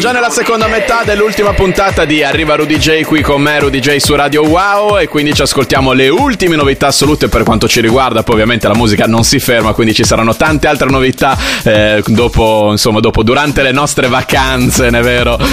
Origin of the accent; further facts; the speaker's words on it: Bologna, Emilia-Romagna, Italy; io da bolognese